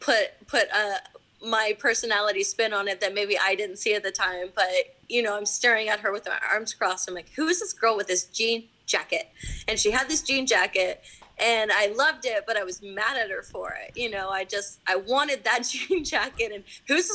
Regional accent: Rockport, Texas, United States; I'm fourth generation Rockport

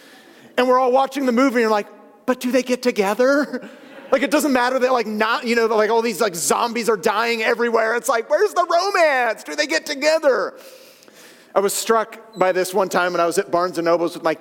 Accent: San Francisco Bay Area, California, United States; I grew up with in the San Francisco Bay Area

